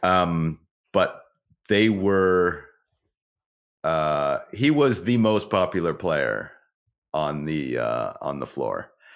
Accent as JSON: {"language": "English", "region": "Ontario", "country": "Canada", "moved": "yes", "said": "I'm originally from Ontario"}